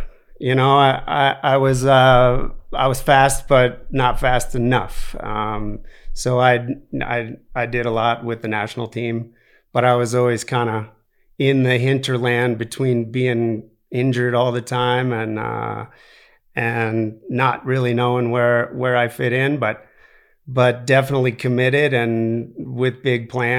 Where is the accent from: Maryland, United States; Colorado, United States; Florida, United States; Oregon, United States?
Colorado, United States; Aspen; because I grew up in Aspen